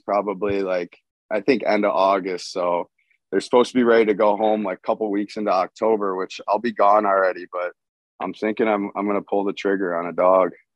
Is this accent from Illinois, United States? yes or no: no; Michigan, United States; I'm from Michigan.